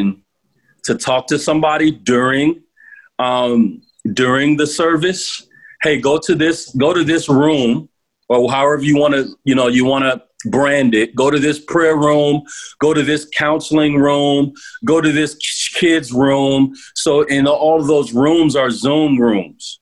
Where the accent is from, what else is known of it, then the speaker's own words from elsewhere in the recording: United States; as American pastors